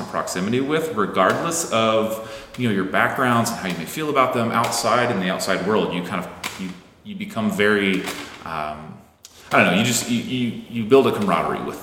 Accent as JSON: {"language": "English", "region": "Indiana", "country": "United States", "tie": "born or raised there", "said": "I grew up in Indiana"}